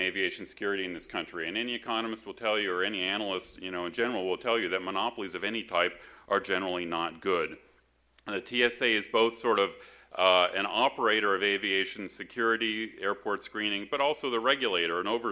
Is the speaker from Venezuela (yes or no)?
no; Canada; now in United States; I was born and raised in Canada